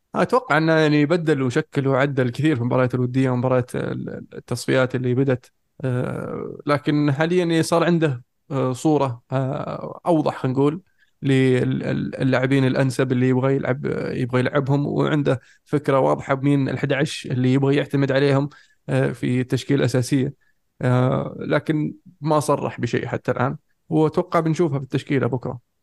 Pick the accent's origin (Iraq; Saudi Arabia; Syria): Saudi Arabia; عندنا في السعوديه